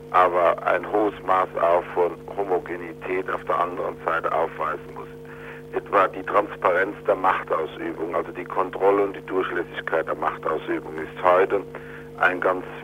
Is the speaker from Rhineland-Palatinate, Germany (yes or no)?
yes; Rhineland-Palatinate, Germany; gerade auch als Pfälzer, der unmittelbar an der Landesgrenze wohnt mit seiner Familie